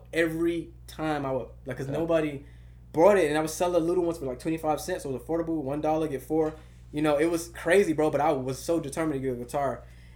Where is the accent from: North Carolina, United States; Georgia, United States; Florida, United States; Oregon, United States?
Florida, United States; Miami Gardens; I was born in Kara City, Miami Gardens, Florida